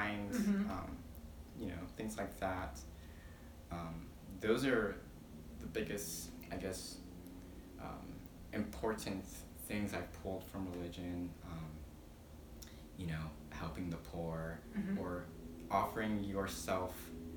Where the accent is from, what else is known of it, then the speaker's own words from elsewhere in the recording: Mililani, Hawaii, United States; also born or lived in Philippines / San Antonio, Texas; I grew up in Mililani